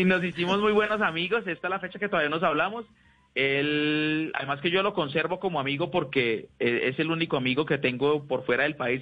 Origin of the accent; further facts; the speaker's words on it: Neiva, Huila, Colombia; Yo soy de Neiva